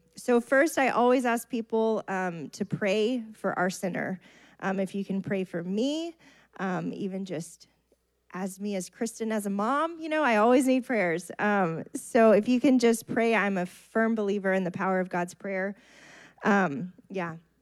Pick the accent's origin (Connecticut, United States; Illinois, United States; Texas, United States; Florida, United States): Texas, United States; Bay City; I grew up in Bay City.